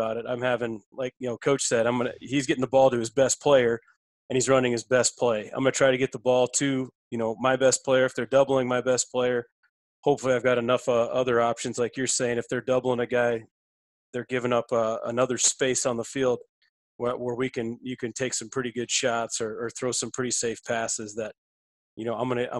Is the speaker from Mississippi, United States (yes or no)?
no; South Dakota, United States; moved away; also born or lived in Nebraska; another fellow South Dakotan. That's, you know, where I'm from originally.